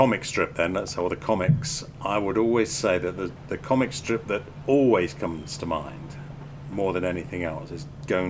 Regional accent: England, United Kingdom; my childhood growing up in England

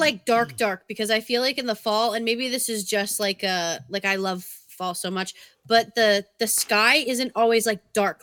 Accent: Massachusetts, United States; now in Connecticut, United States; I'm also from Massachusetts

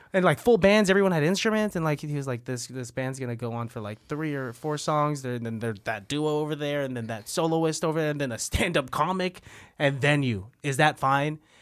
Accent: San Francisco, California, United States; I was born in San Francisco

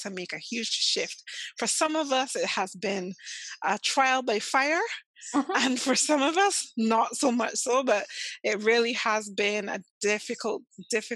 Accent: Barbados; from Barbados

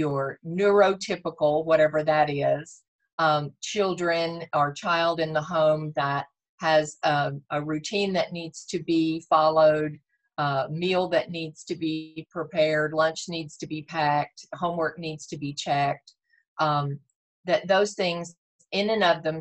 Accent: Texas, United States; I was born and raised in Texas, so it is my home

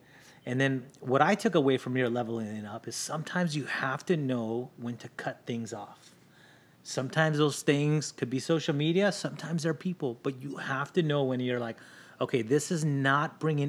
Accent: Long Beach, California, United States; born there; also born or lived in Linwood / Watts / Maywood / Bell; So I was born in Long Beach. We lived in Linwood. From Linwood, we moved to Watts. From Watts, we moved to Maywood. From Maywood, we moved to Bell. We moved a lot.

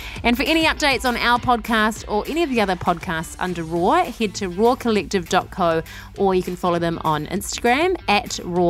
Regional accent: New Zealand; Oh, Kiwis love lamb. Hey, it's our thing.

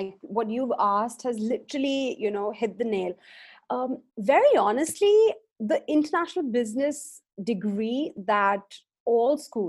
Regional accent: Delhi, India; also born or lived in Edinburgh, Scotland; So I'm from India. I was born and raised here until about 2007 is when I decided to pursue my further education abroad. So I did my schooling up until my 12th grade here in India, in Delhi.

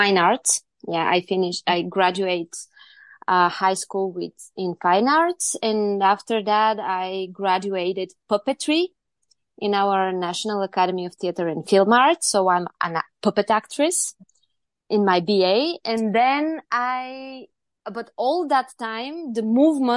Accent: Varna, Varna Province, Bulgaria; now in Sofia, Bulgaria; I'm from Bulgaria. Originally born in Varna, which is the beautiful seaside of Bulgaria, but I'm based in Sofia, our capital now.

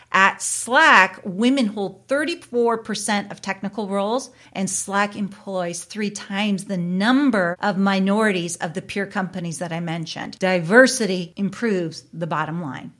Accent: Canada; I am a Canadian

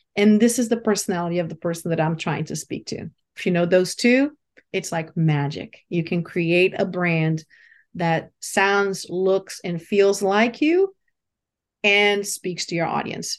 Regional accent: Brazil; moved away; also born or lived in London; I was born in Brazil and, uh, you know, raised in a, in a country where spirituality is everywhere

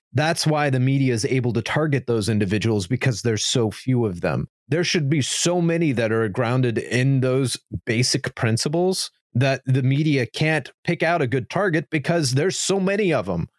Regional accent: United States; as an American

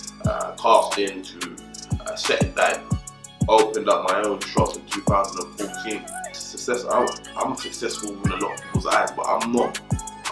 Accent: London, United Kingdom; come from Camden Town, Northwest side of the borough, born and raised

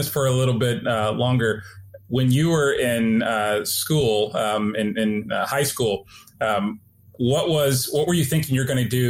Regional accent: Phoenix, Arizona, United States; I'm actually from Phoenix, Arizona, so I spent quite a bit of time in Arizona.

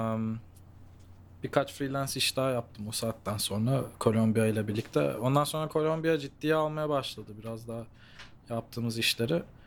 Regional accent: Los Angeles, California, United States; moved away as an adult; also born or lived in Santa Monica / Melbourne, Australia; now in South Korea; ben doğma büyüme şeyden geliyorum bu arada. Los Angeles'tan geliyorum

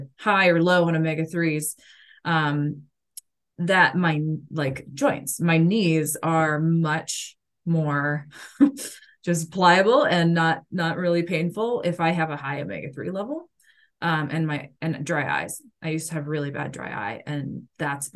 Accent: Kansas, United States; I grew up in Kansas, so it was like, it's a beef state.

